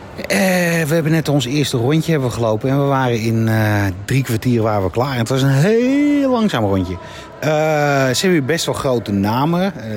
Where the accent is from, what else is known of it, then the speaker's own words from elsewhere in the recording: Netherlands; Wij zijn Nederlanders